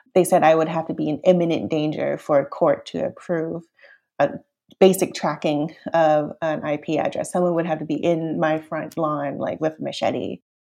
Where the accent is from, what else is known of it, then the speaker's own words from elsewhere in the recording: Canada; also born or lived in Hong Kong; raised in Canada